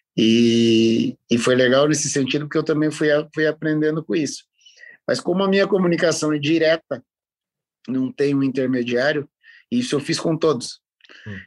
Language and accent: Portuguese; Curitiba, Paraná, Brazil; eu sou de Curitiba